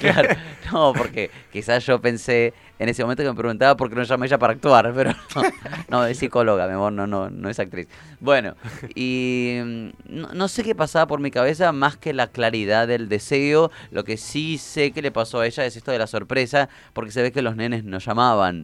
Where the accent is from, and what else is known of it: Argentina